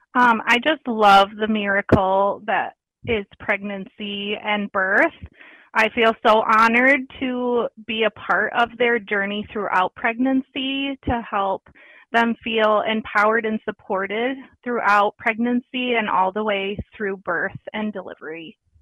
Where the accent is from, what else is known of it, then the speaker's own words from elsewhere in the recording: Battle Creek, Michigan, United States; I grew up in Battle Creek, Michigan